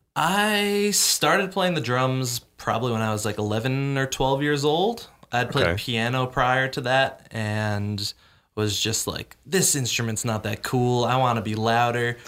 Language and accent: English; Connecticut, United States; moved away as an adult; now in Austin, United States; I'm from Connecticut. I've been here in Austin for a little over two years now